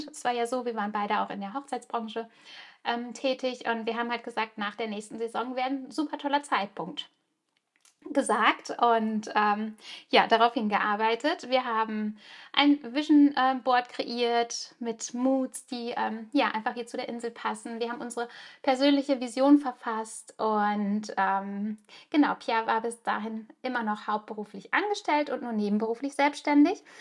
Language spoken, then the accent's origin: German; Germany; now in Spain; Ich bin zwar ganz normal in Deutschland geboren und auch aufgewachsen, aber mein Herz hat schon immer in einem kleinen Fischerdorf an der Costa Brava gelebt.